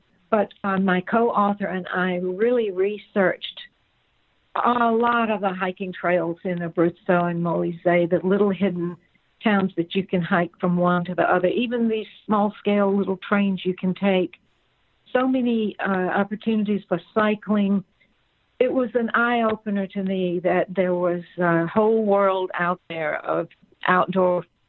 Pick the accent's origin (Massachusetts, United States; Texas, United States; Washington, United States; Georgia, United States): Georgia, United States; I grew up in Georgia where it's hot